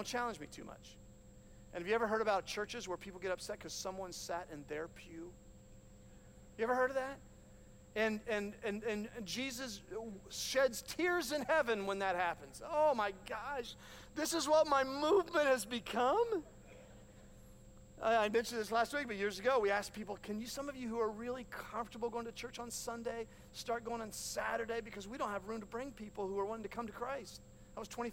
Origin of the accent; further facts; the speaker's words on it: Hanover, Ohio, United States; I grew up on Wilkins Run Road in Hanover, Ohio